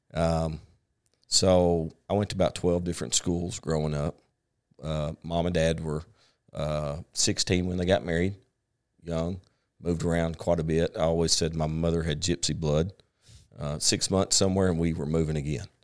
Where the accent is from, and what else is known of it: Paragould, Arkansas, United States; born or raised there; also born or lived in San Diego, California